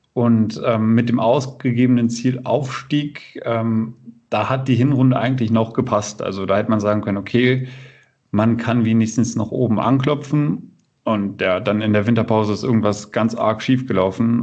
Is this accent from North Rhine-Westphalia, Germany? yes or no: no; Bückeburg, Lower Saxony, Germany; moved away as an adult; also born or lived in Würzburg, Germany; now in Kiel, Germany; ich bin in der Region geboren, in Bückeburg